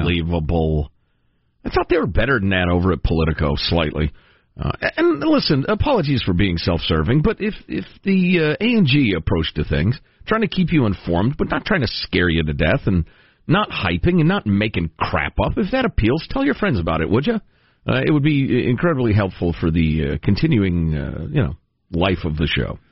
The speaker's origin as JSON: {"language": "English", "country": "Italy", "tie": "born or raised there", "said": "I was born in Italy myself."}